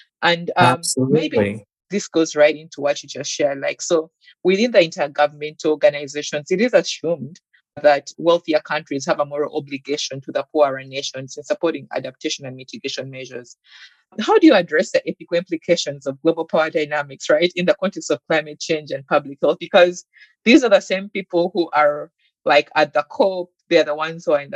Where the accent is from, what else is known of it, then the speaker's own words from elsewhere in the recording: Uganda; moved away as an adult; I'm from Uganda